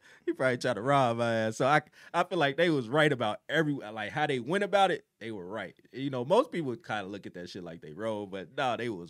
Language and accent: English; Chicago, Illinois, United States; I'm from the South Side of Chicago, born and raised 79th Street through 81st, however you want to put it.